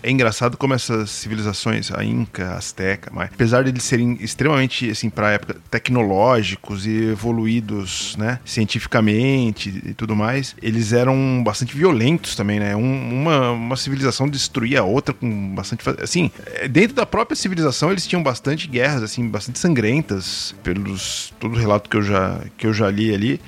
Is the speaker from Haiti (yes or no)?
no; Santo André, São Paulo, Brazil; ABC, Minha Terra